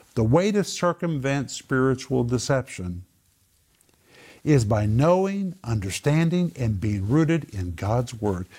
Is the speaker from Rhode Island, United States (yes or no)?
no; Sand Springs, Oklahoma, United States; I grew up in Sand Springs